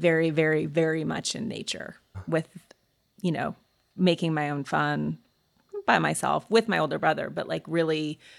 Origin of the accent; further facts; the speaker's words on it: Montana, United States; I grew up in Montana.